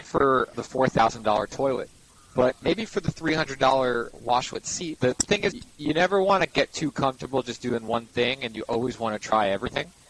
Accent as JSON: {"language": "English", "town": "New York City", "region": "New York", "country": "United States", "tie": "born or raised there", "said": "I'm born and raised in Manhattan"}